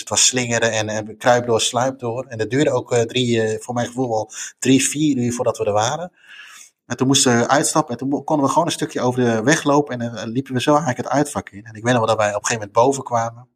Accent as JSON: {"language": "Dutch", "country": "Netherlands", "said": "als Nederlander"}